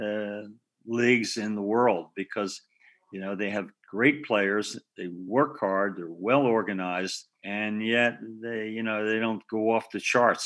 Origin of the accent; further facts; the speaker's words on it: Philadelphia, Pennsylvania, United States; moved away; I grew up in West Philadelphia, you know, and a row house.